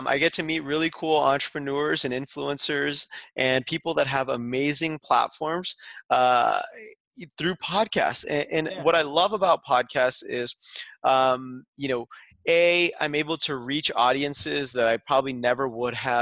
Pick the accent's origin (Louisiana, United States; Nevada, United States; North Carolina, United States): Nevada, United States; Las Vegas; moved away; we were in Vegas in my hometown